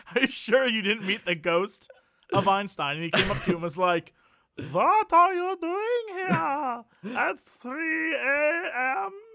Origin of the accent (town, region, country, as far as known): United States